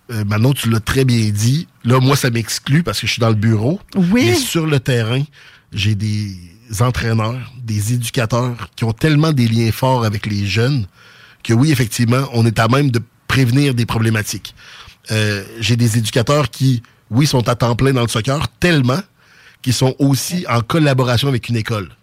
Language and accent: French; Quebec City, Quebec, Canada; accent: Sainte-Foy; octobre 83, j'avais huit mois, donc je parlais pas. Fait que dites-vous que j'ai l'accent de Sainte-Foy